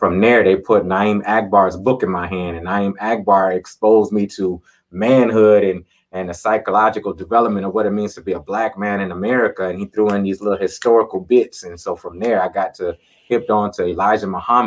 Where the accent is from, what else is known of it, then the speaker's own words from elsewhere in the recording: Minneapolis, Minnesota, United States; also born or lived in Miami, Florida; kind of raised in Minneapolis, Minnesota. I'm originally from Miami, Florida.